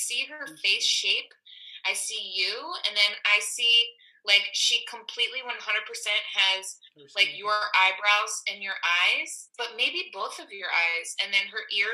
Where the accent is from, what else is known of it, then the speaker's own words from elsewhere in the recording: Cape May, New Jersey, United States; moved away as an adult; now in Philadelphia, United States; I grew up in Cape May, New Jersey, so definitely not a city kid.